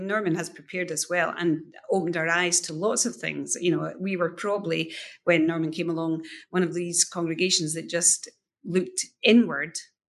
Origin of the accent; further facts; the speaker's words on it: Edinburgh, Scotland, United Kingdom; when I grew up in Granton